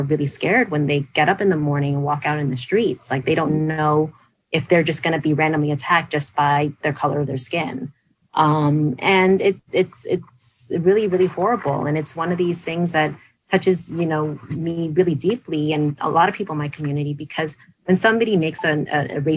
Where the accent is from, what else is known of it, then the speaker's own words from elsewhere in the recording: New York, United States; growing up in New York